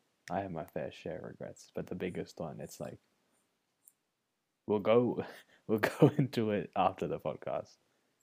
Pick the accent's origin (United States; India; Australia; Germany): Australia; born or raised there; accent: Australian